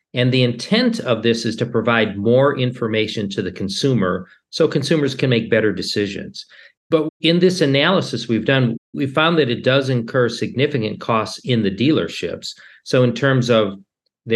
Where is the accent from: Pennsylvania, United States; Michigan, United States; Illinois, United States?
Michigan, United States; Detroit; also born or lived in Turin, Italy; I grew up in the Detroit area